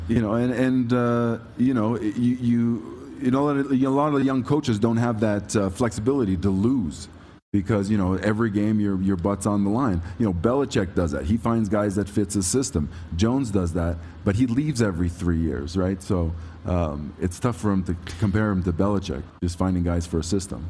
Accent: Toronto, Ontario, Canada; I'm from Toronto

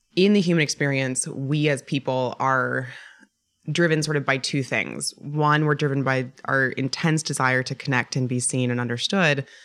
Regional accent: Boulder, Colorado, United States; moved away; I'm originally from Boulder, Colorado.

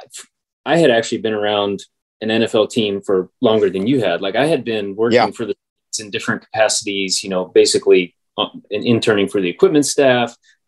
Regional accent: Northern Virginia, United States; I grew up in Northern Virginia, right outside DC my whole life

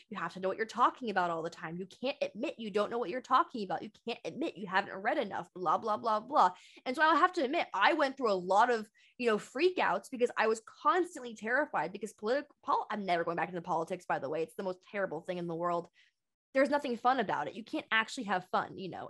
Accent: Bay Area, California, United States; I'm from the Bay Area

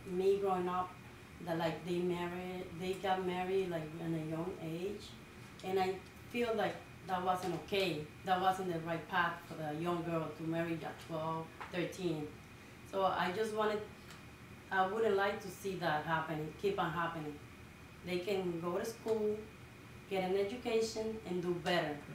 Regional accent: Dominican Republic; now in Lynn, United States; I was born in the Dominican Republic. Mm -hmm. uh, I was raised in a small little village. They they grow rice, so everybody was really humble. It's like from the countryside of the Dominican Republic

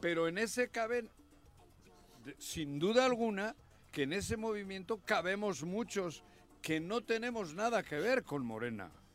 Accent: Morelos, Mexico; mi patria chica en Morelos

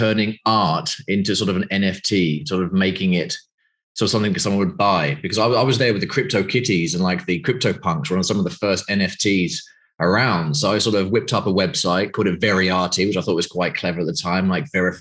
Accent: United Kingdom; moved away as an adult; now in Greece; I'm obviously from the UK, as you know, from my accent

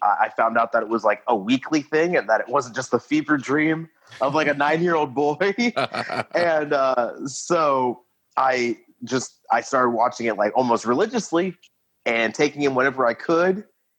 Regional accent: Lafayette, Indiana, United States; also born or lived in Florida; now in Indianapolis, United States; So my whole existence is just a mishmash of people because I was born in Florida. My mother was in the Navy for 20 years. So I've been all overseas for like most of my childhood. And then born and raised in Lafayette, Indiana, currently residing in Indianapolis, Indiana.

